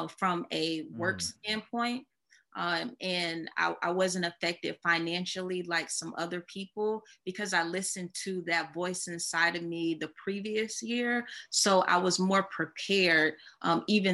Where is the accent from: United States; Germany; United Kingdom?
United States; Columbia, South Carolina; moved away as an adult; now in Charlotte, United States; I'm originally from Columbia, South Carolina